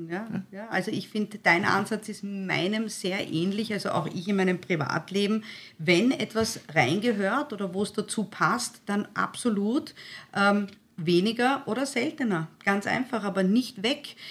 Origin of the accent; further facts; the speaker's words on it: Styria, Austria; Ich bin ein Steirerkind, ich bin eine halbe Steirerin